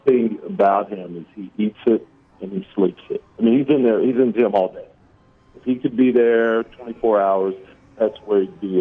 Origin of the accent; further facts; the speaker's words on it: Kansas City, Missouri, United States; moved away; also born or lived in Oregon; I'm from Kansas City, Missouri